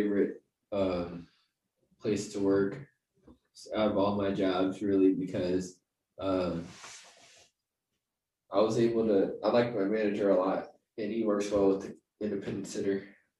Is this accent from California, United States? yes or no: no; Tampa, Florida, United States; also born or lived in San Diego; now in St. Louis, United States; I'm actually from Tampa, Florida. I made my way to St. Louis. I've traveled a lot. I've lived in most of the major cities in the United States. My most recent was San Diego, and now I'm in St. Louis.